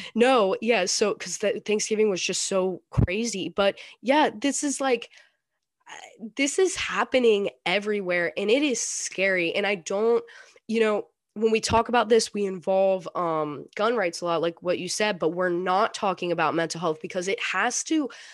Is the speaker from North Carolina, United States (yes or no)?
yes; North Carolina, United States; I'm I'm in North Carolina, North Carolina right now. I grew up in North Carolina